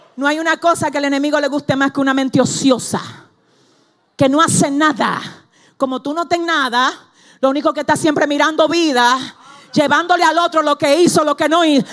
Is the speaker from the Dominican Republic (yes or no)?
yes; Cibao, Dominican Republic; en el Cibao, de donde yo vengo, de allá atrás del campo, para allá